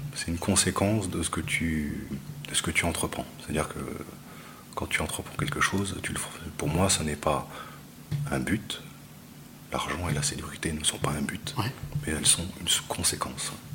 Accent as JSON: {"language": "French", "town": "Grasse", "region": "Provence-Alpes-Côte d'Azur", "country": "France", "tie": "born or raised there", "also_born_or_lived": "Tahiti", "moved": "yes", "said": "Je suis né à Grasse sur la côte d'Azur"}